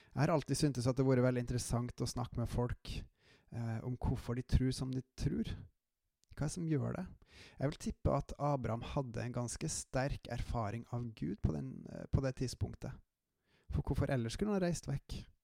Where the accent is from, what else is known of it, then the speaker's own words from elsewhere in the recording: Trøndelag, Norway; accent: trøndersk; also born or lived in Jæren / Klæbu; som dere kanskje hører av dialekta mi, så har jeg en hint av uh, trøndersk i meg